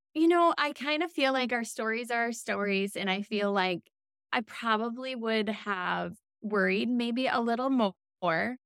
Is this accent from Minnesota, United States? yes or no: yes; Minnesota, United States; I'm born and raised in Minnesota